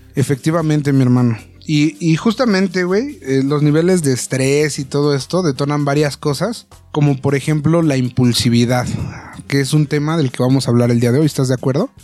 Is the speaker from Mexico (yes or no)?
yes; Mexico; como mexicanos